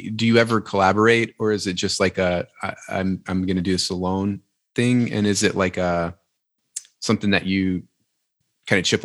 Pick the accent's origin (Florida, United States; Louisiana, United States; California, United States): Louisiana, United States; I'm from Louisiana.